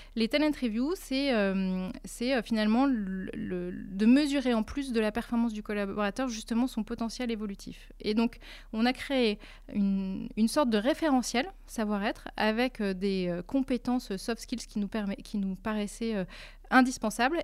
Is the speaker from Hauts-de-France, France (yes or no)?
yes; Lille, Hauts-de-France, France; moved away as an adult; also born or lived in Switzerland; je suis lilloise d'origine